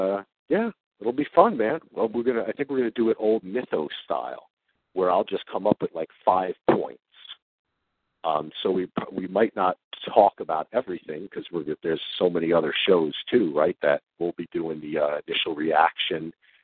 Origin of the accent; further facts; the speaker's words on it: New Jersey, United States; we're both from Jersey